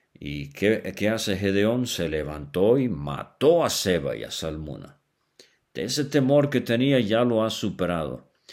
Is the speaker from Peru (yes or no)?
no; Venezuela; cuando era niño allá en Venezuela